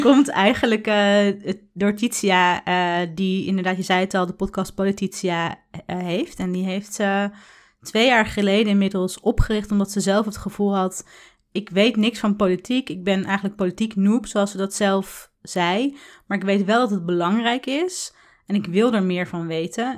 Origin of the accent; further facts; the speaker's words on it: Tiel, Gelderland, Netherlands; met mijn ouders in Tiel, waar ik ben opgegroeid